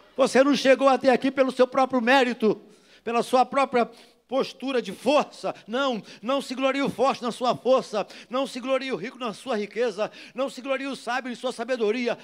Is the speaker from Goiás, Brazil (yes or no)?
no; Rio de Janeiro, Brazil; sou do Jardim Metrópolis, criado pulando vala negra